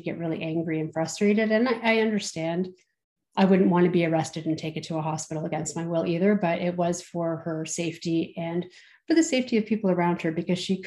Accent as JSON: {"language": "English", "region": "Southern Ontario", "country": "Canada", "said": "I'm from Southern Ontario"}